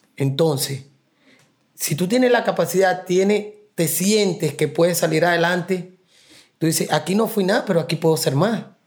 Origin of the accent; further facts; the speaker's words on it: Puerto Cabello, Carabobo, Venezuela; moved away as an adult; now in New York, United States; Puerto Cabello, Venezuela, y es una costa.